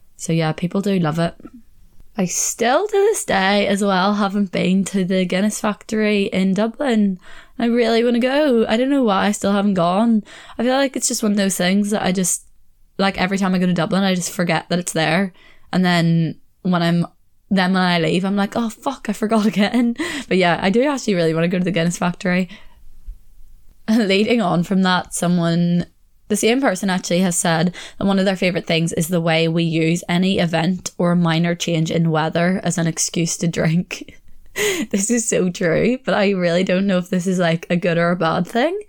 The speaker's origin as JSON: {"language": "English", "town": "Belfast", "region": "Northern Ireland", "country": "United Kingdom", "moved": "as an adult", "lives_now": "England", "said": "I come from Belfast."}